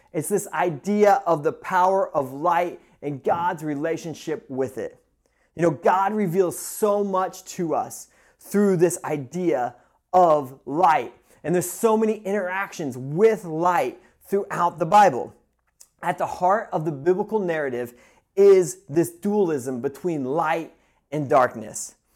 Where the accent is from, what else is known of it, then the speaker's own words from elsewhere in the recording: Midwest, United States; now in Pacific Northwest, United States; growing up in the Midwest, I am used to a ton of snow, and I love it. And moving out to the West Coast